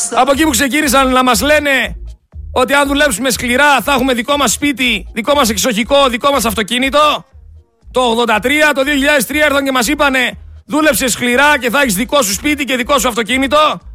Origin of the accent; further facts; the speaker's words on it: Greece; σαν Έλληνες πολίτες